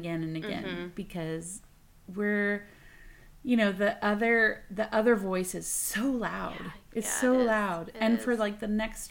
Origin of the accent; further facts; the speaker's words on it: Texas, United States; I'm from Texas